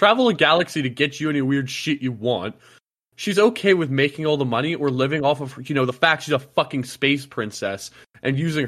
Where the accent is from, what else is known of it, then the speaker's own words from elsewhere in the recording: Ireland; As an Irishman